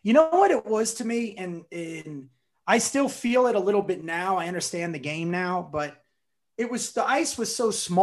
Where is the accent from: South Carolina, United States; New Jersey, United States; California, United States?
New Jersey, United States; I grew up in North Jersey